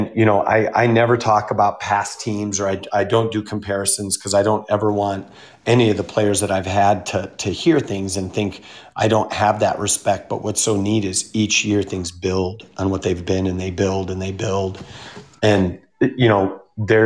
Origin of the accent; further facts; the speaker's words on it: Minnesota, United States; moved away; I grew up in Minnesota